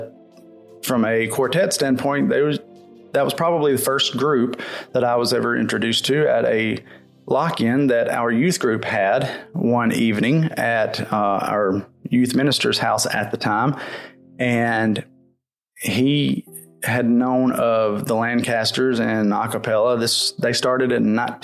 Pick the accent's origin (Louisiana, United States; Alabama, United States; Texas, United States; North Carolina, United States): Alabama, United States; Hackleburg; I'm from Alabama